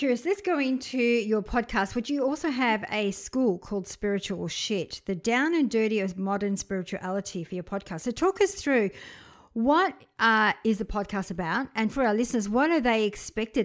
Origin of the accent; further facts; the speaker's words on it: Briançon, Provence-Alpes-Côte d'Azur, France; moved away; I was born in Briançon, which is probably close to Aix-Provence in the south of France